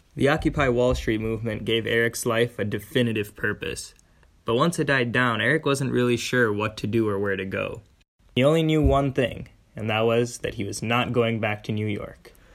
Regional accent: India; Being an Indian Hindu myself

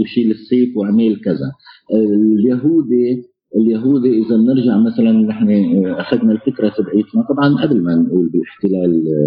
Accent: Homs, Homs Governorate, Syria; now in Poland; انا حمصي سوري عايش آه، في بولندا

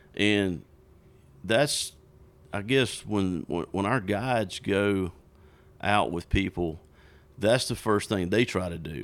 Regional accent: South Georgia, United States; I grew up in South Georgia, bass fishing.

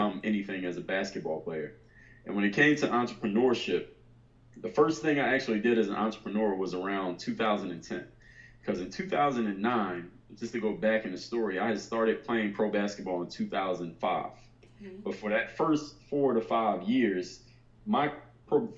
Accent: Philadelphia, Pennsylvania, United States; I'm from Philadelphia

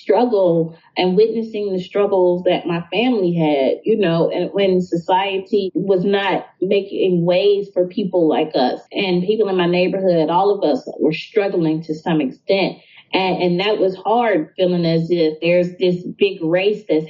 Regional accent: Jackson, Mississippi, United States; Growing up in Mississippi, I didn't know things were as hard as they were in my neighborhood

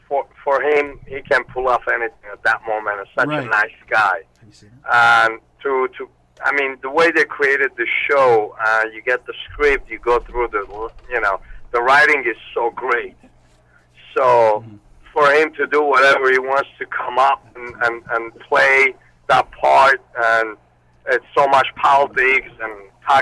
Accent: Armenia; also born or lived in Moscow, Russia; now in United States; I was born in Armenia. I lived there, and then I moved to Russia

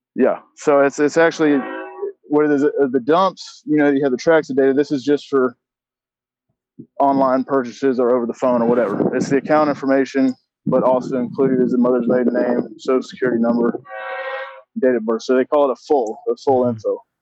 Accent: Augusta, Georgia, United States; I grew up in Augusta, Georgia

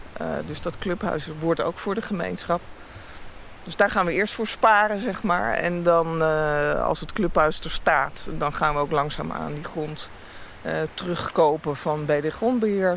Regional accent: Heemstede, North Holland, Netherlands; also born or lived in Amsterdam; now in Friesland, Netherlands; Ik ben in Amsterdam geboren en opgegroeid in Heemstede bij Haarlem

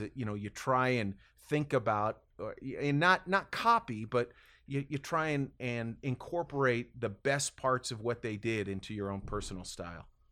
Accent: Bay Area, California, United States; growing up in the Bay Area

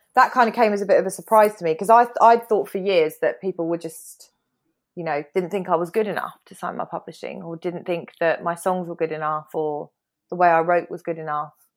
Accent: United Kingdom

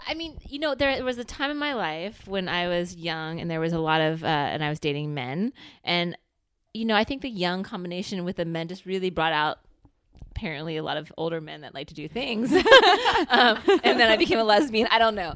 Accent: United States; we're American

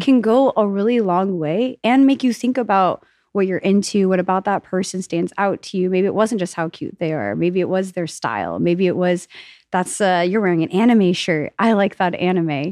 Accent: New York, United States; now in Austin, United States; I'm a New Yorker

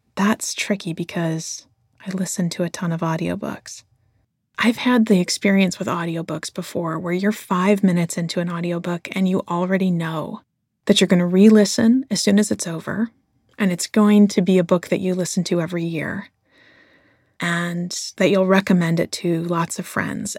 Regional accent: Flint, Michigan, United States; since I was a little kid growing up in Flint, Michigan

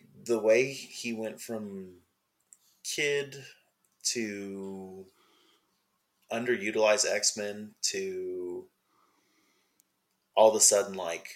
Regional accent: Riverside, California, United States; moved away as an adult; now in Texas, United States; that's where I'm from. I grew up there. I lived there for 27 years

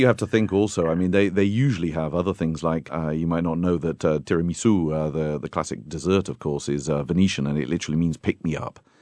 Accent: United Kingdom; I'm a Brit

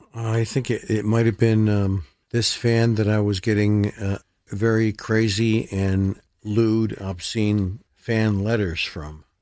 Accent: Rochester, New York, United States; Strong Memorial Hospital in Rochester, which is my hometown

